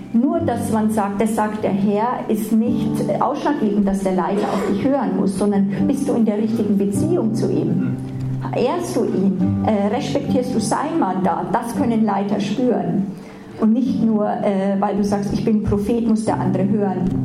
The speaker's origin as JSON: {"language": "German", "country": "Germany", "said": "wir manchmal als Deutsche"}